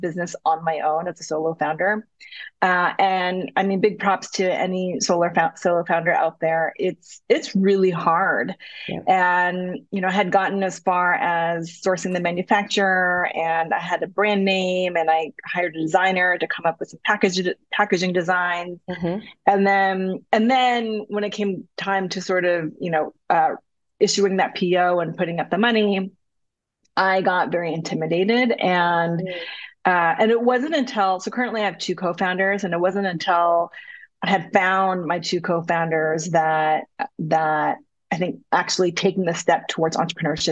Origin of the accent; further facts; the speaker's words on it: United States; also born or lived in Korea; as an American, Korean American living there for 2 years